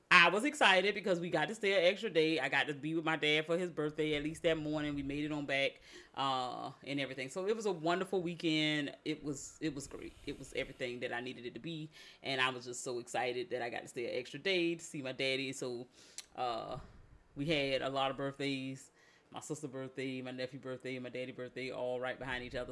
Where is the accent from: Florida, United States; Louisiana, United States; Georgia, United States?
Georgia, United States; Savannah; moved away; my hometown